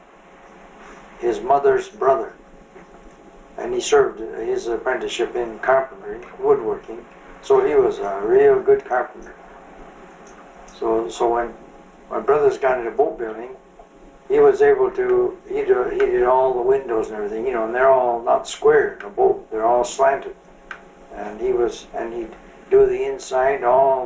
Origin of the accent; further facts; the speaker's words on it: Vancouver, British Columbia, Canada; I was born in Eburn. It used to be called after it became Marpole. Grew up there.